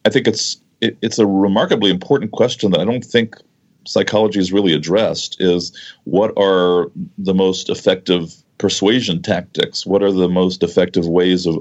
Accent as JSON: {"language": "English", "country": "United States", "tie": "born or raised there", "said": "growing up in the U.S."}